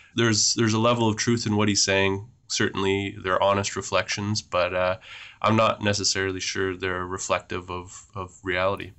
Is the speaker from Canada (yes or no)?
yes; Beausoleil First Nation, Chimnissing, Ontario, Canada; I'm Anishinaabe from Beausoleil First Nation in Chinmising